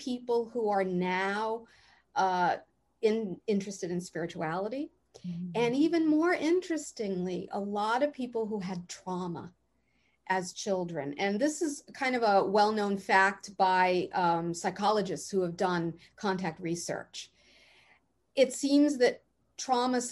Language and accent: English; East Coast, United States; moved away; I'm from the East Coast too originally